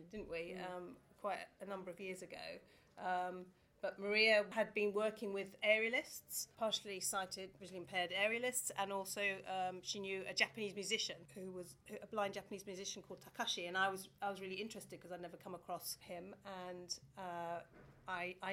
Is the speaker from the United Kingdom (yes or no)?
yes; Watford, East of England, United Kingdom; I grew up, I was born here, I grew up in Watford